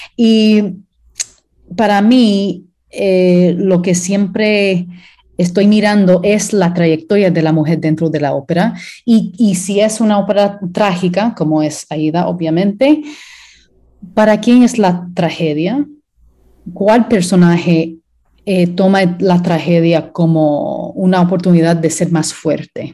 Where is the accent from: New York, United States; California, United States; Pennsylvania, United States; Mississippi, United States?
Pennsylvania, United States; Pittsburgh; also born or lived in Puerto Rico; me crié en Pittsburgh y eso es donde desarrollé mi carrera